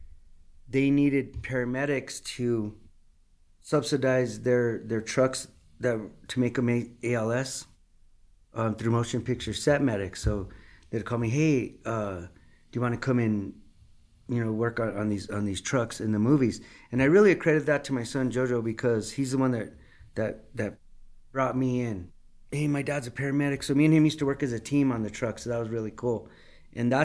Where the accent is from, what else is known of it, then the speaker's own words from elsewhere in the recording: United States; I grew up in Old Town. And went to San Felipe, and we were in church all the time